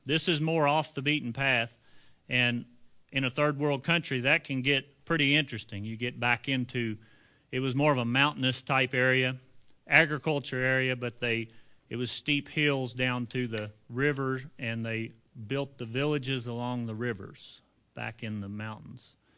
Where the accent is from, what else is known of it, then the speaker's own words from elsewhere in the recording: United States; we are American men with busy lifestyles